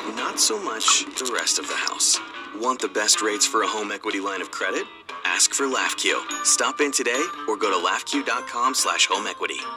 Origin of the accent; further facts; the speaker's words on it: Kalamazoo, Michigan, United States; also born or lived in Canton, Michigan; I decided to move back to my hometown of Kalamazoo